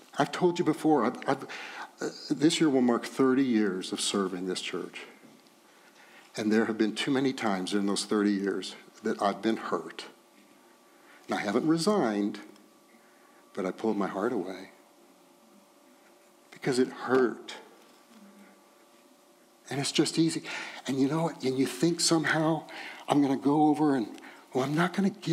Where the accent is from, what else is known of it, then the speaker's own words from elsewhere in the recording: Texas, United States; I'm from Texas.